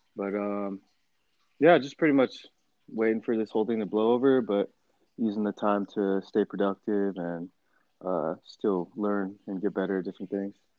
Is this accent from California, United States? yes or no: yes; Temecula, California, United States; also born or lived in Torrance, California / Arizona; I was born in Torrance, California, but then we moved over to Temecula when I was probably like kindergarten, and then I've been there since